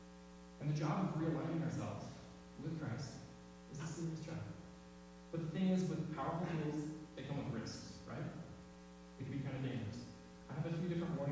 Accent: Salem, Oregon, United States; moved away; my hometown in Salem, Oregon

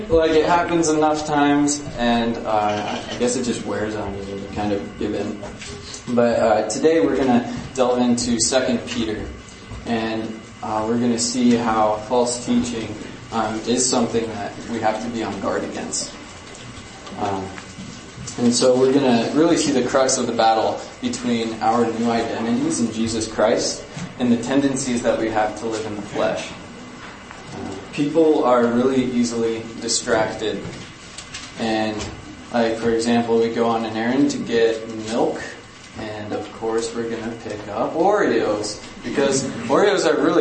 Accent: Ukraine; I guess a little context is that I grew up in Ukraine in a missionary household.

